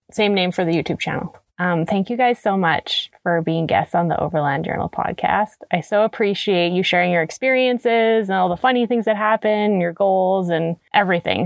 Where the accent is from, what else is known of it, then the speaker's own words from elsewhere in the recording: Canada; as a Canadian.